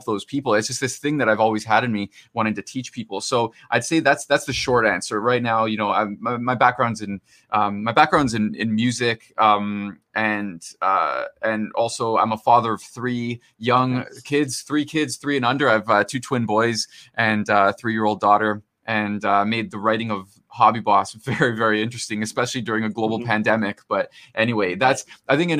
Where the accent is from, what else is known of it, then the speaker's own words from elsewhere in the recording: Toronto, Ontario, Canada; So I'm from Toronto, Canada